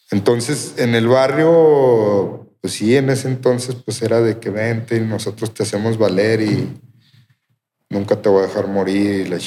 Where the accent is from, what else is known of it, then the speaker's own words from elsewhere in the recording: Durango, Mexico; De aquí, Durango.